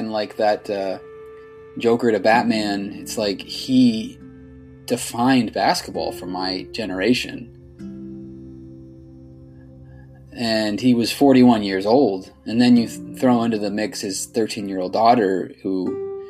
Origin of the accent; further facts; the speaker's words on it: Sacramento, California, United States; I grew up here in Sacramento